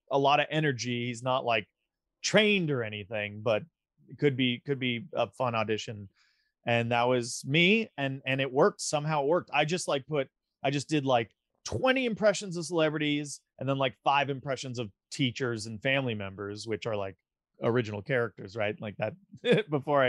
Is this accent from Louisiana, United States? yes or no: no; Big Bear Lake, California, United States; also born or lived in Culver City, California / Manhattan Beach, California / Redondo Beach, California / Los Angeles, California; Born and raised in Los Angeles area, born in Culver City. My parents lived down in like Manhattan, Redondo Beach. And we were there till I was 7. And then I moved to Big Bear, California for like 2nd grade till 9th grade